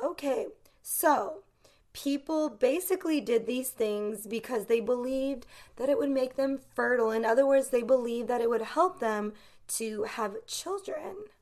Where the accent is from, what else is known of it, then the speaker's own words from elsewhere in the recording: United States; as an American growing up in the United States